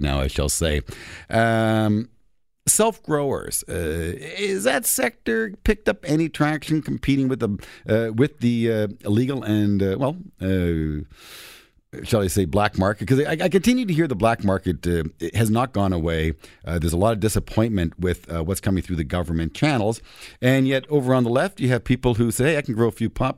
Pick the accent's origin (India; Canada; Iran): Canada; Toronto, Ontario; I'm from Toronto